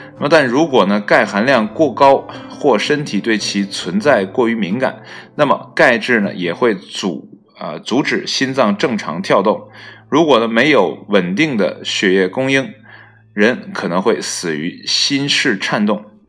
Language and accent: Chinese; China; 作为一个中国人